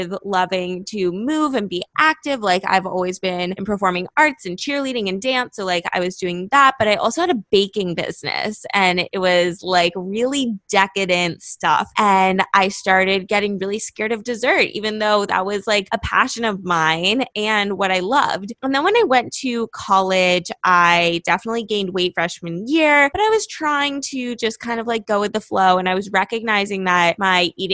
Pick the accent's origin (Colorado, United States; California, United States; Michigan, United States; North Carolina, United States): California, United States; Los Angeles; moved away as an adult; now in Miami, United States; I'm from Los Angeles